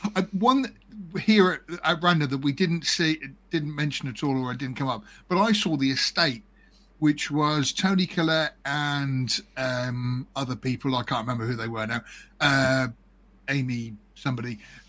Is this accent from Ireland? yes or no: yes; Ireland; accent: Irish